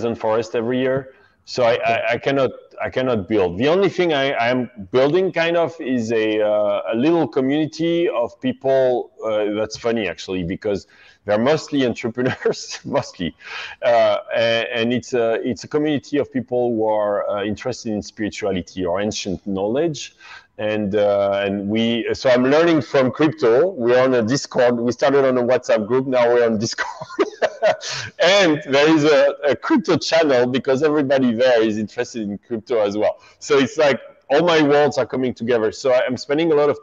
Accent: France; I grew up in France, and it's very Catholic there

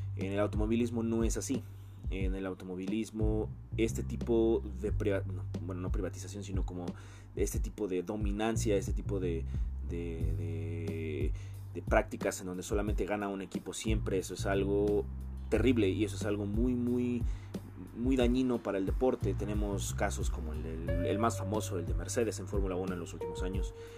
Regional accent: Mexico; yo soy de México

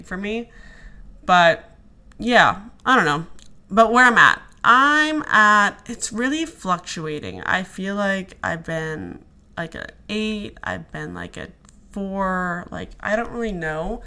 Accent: Alaska, United States; moved away as an adult; also born or lived in Arizona / Dallas / Denver; now in New York, United States; I grew up in Alaska, lived there till I was 18, then moved to Arizona

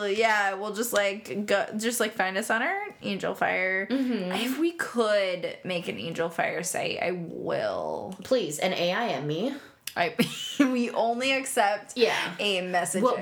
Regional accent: Seattle, Washington, United States; from Seattle

